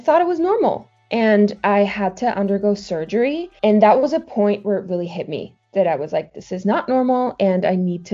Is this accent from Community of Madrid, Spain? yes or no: yes; Madrid, Community of Madrid, Spain; also born or lived in Portland, Oregon; I am originally from Madrid, Spain.